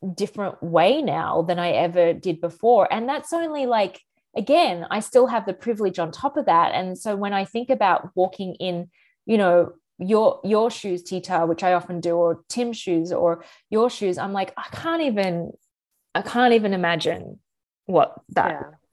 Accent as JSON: {"language": "English", "country": "Australia", "moved": "as an adult", "lives_now": "United States", "said": "as an Australian, you know, moving to America eight years ago"}